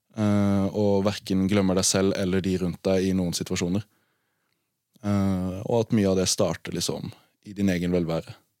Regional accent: Arendal, Agder, Norway; Jeg er fra Arendal

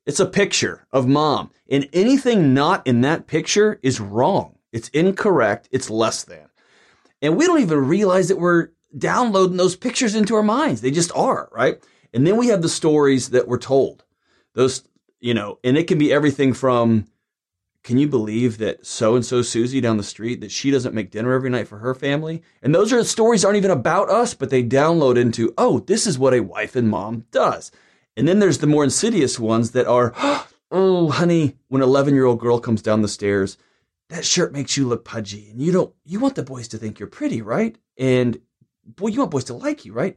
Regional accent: Houston, Texas, United States; also born or lived in Lubbock, Texas; I'm a Texan who grew up in Houston

